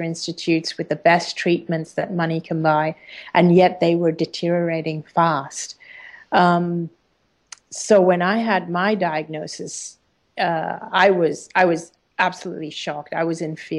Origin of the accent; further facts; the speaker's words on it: Hong Kong; living in Hong Kong and being an Indian person in a Chinese country, being an Indian person in a British school